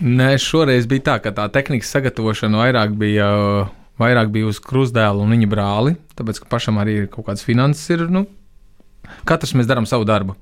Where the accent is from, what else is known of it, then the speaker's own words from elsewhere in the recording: Tukums, Latvia; bet pilsēta no kurienes - tukums